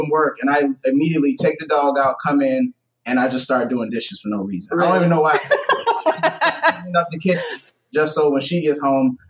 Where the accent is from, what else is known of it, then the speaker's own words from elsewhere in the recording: the South, United States; I grew up in the South.